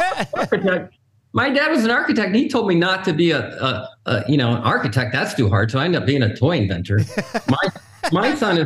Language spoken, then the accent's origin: English; Michigan, United States; moved away as an adult; now in California, United States; I grew up in Michigan